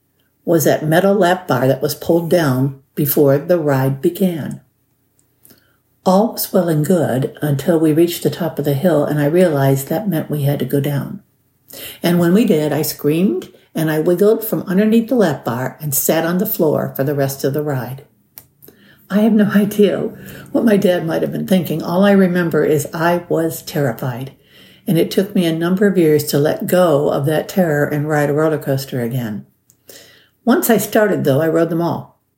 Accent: Cleveland, Ohio, United States; I grew up in Cleveland, Ohio, and we had this amusement park on Lake Erie called Euclid Beach Park.

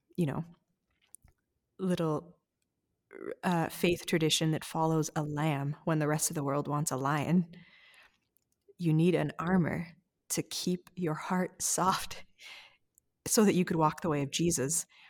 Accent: Canada; as a white Canadian

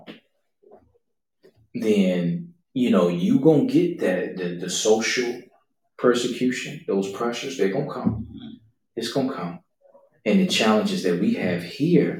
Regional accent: United States; us as American Western believers

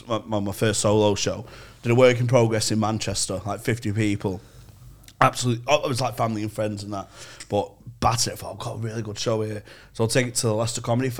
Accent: Czechia; I'm from the Czech Republic.

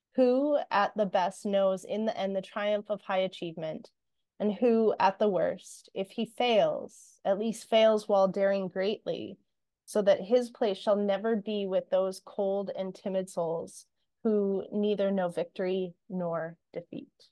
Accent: Canada; we're Canadian. So a lot of what we hear is um, that, you know, sorry. And anyone that's not from Canada is going to laugh at the way I say sorry

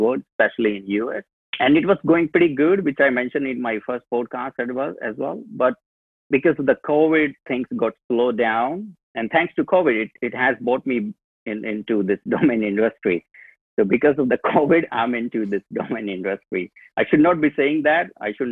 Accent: New Delhi, Delhi, India; also born or lived in Australia; I'm from India, New Delhi, the capital

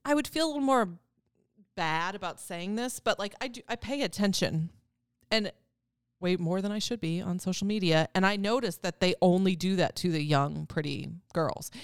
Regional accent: Wisconsin, United States; I'm from Wisconsin

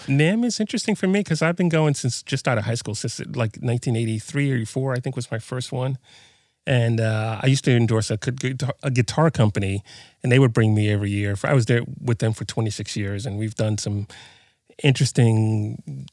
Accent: New York City, New York, United States; moved away; also born or lived in New Mexico; I'm from Brooklyn originally

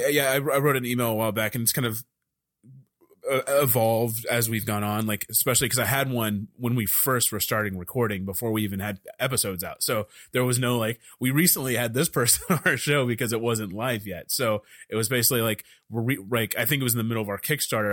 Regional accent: Dallas, Texas, United States; I'm from Dallas

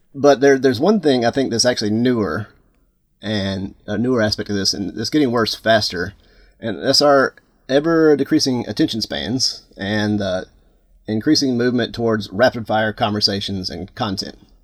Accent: Atlanta, Georgia, United States; now in Florida, United States; I grew up in Atlanta

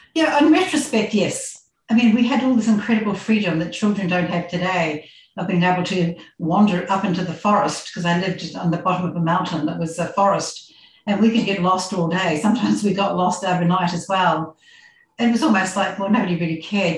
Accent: New Zealand; moved away as an adult; also born or lived in Christchurch, New Zealand; now in Australia; i grew up in very small village in new zealand it was dairy country so on a farm

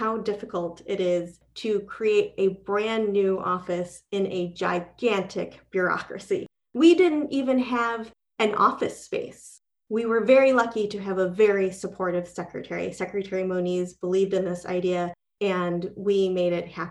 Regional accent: Michigan, United States; moved away; I was from Michigan

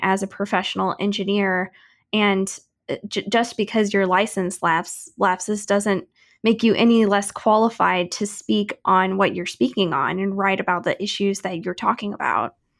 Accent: St. Louis, Missouri, United States; now in Kansas City, United States; I grew up in St. Louis and watched a lot of hockey over there

